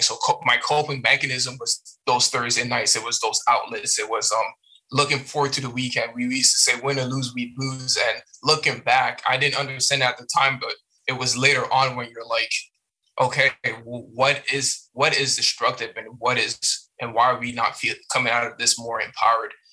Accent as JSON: {"language": "English", "town": "Hamilton", "region": "Ontario", "country": "Canada", "tie": "born or raised there", "also_born_or_lived": "Montreal, Canada / Chicago, United States / Iowa, United States / Cape Breton, Canada", "first_language": "French", "second_language": "English", "moved": "as an adult"}